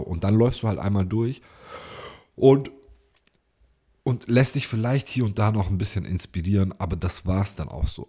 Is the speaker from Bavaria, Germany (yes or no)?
no; Ulm, Baden-Württemberg, Germany; bei uns in Ulm